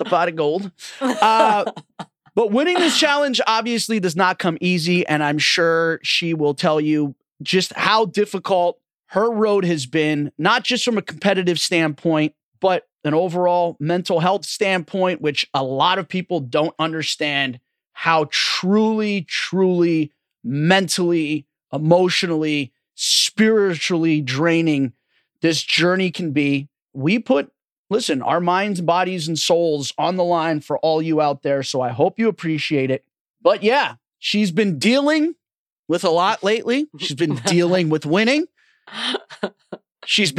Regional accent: Orange County, California, United States; my hometown in Orange County

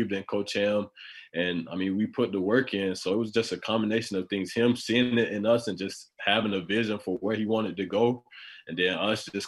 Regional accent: about an hour from Tallahassee, Florida, United States; I was, like you said, like an hour away from Tallahassee. So I knew Florida State. I mean, just growing up football, that's what you knew if you was close around Florida State.

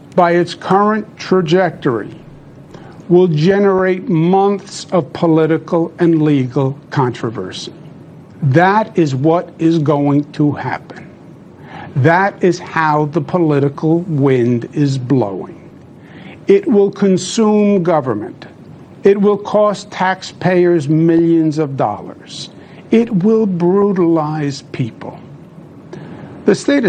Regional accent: New York, United States; I'm a New Yorker, born and bred.

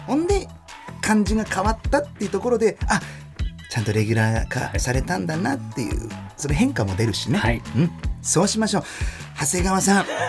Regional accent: Germany; 1990年6月29日ドイツ生まれの30歳

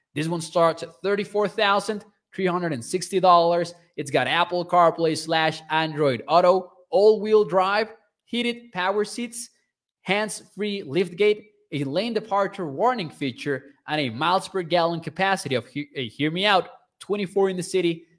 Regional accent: Mexico; I am from Mexico.

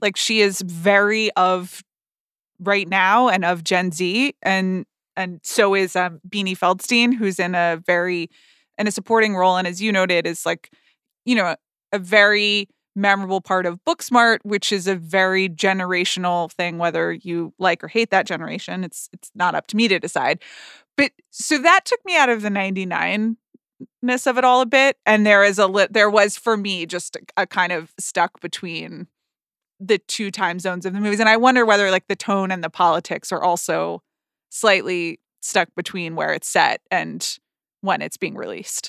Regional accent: the South, United States; as a Southerner

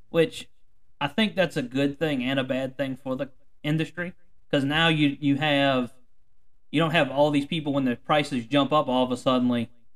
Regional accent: Mississippi River front, south side of Lake Pontchartrain, Louisiana, United States; I grew up on the Mississippi River front batcher, and we really we were on the south side of Lake Pontchartrain

